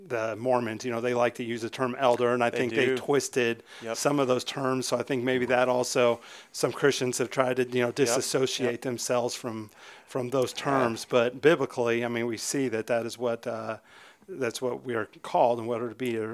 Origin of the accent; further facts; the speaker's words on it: Alaska, United States; moved away; I was not raised here. I was raised up in Alaska, and the church I was raised in actually did have elders.